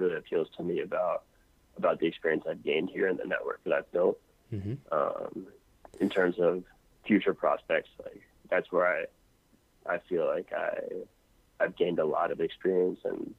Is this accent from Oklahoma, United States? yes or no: no; Washington, District of Columbia, United States; moved away as an adult; now in Chile; I was back in my hometown last month in DC.